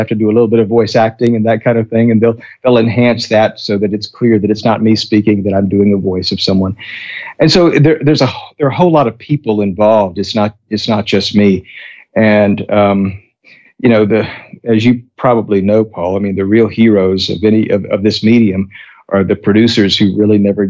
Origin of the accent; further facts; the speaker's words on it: Texas, United States; I'm a Texan